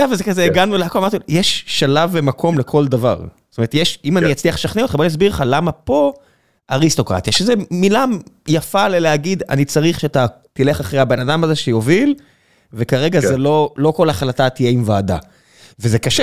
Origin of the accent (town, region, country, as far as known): Israel